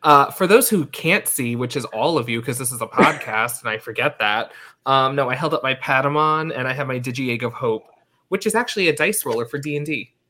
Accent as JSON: {"language": "English", "area": "Long Island", "region": "New York", "country": "United States", "tie": "born or raised there", "moved": "yes", "lives_now": "Washington, D.C., United States", "said": "I grew up in New York, and like actually the part where I grew up, it was ultra-Orthodox ultra-Orthodox and Orthodox, I think."}